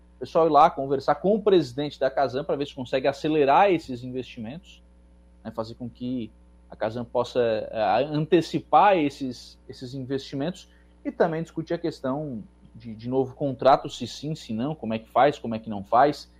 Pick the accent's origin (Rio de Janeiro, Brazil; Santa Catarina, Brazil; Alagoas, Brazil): Santa Catarina, Brazil; eu sou catarinense, certo? Nascido, criado, estudei